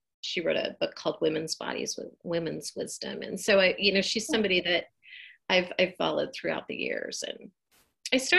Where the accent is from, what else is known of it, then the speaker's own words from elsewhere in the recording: Eugene, Oregon, United States; also born or lived in Bend, Oregon; I am a lifelong Oregonian. I grew up in Eugene, Oregon.